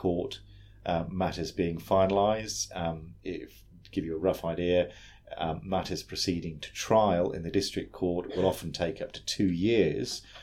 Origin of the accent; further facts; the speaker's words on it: United Kingdom; now in New South Wales, Australia; originally from the UK, but now work at Legal Aid New